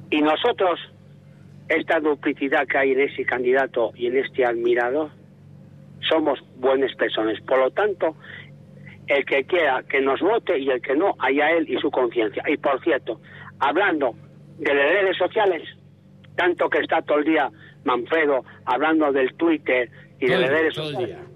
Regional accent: Mieres, Asturias, Spain; now in Oviedo, Spain; yo soy de Mieres, vivo en Oviedo, tengo el terreno un morfín y soy un playo adoptado

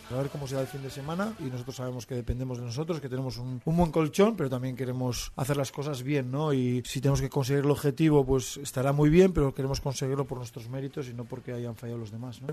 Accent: Berriatua, Basque Country, Spain; moved away; fiestas de mi pueblo, de ah, Berriatúa

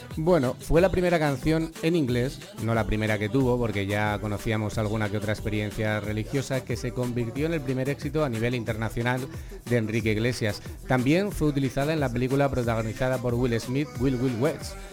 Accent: Salamanca, Castile and León, Spain; nuestra ciudad

